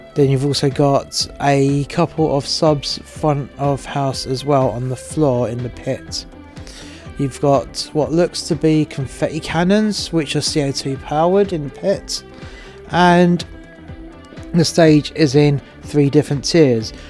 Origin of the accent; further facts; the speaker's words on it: England, United Kingdom; I'm English and my missus is Welsh